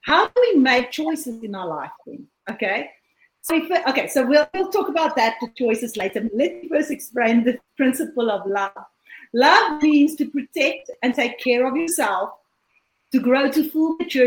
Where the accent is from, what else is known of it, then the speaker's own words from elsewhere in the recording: South Africa; I'm from South Africa, and I'm currently sitting in South Africa.